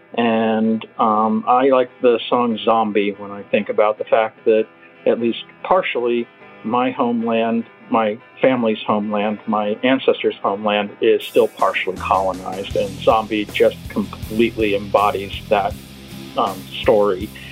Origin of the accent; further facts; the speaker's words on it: Portland, Oregon, United States; I'm from Portland, Oregon